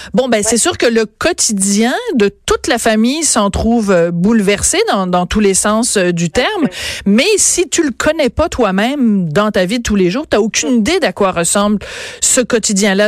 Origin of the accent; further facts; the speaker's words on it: Quebec, Canada; chez nous, à Québec